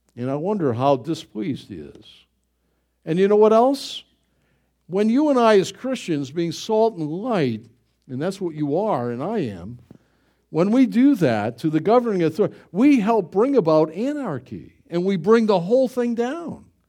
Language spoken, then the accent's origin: English; United States; I'm an American